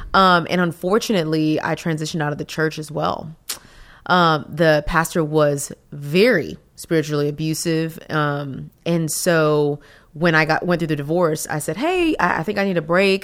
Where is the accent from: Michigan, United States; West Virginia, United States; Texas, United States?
Texas, United States; I'm from Texas. Best state in the world